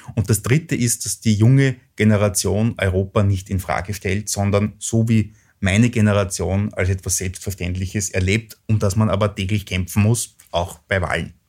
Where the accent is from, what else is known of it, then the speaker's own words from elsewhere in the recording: Lower Austria, Austria; also born or lived in England; in mein Heimatland schaue, nach Niederösterreich